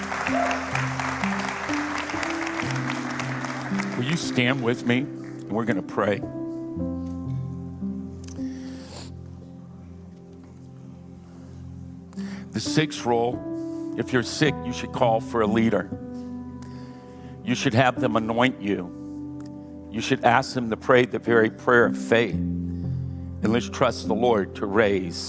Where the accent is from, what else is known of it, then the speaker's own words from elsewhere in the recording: Louisiana, United States; now in California, United States; I'm from Louisiana.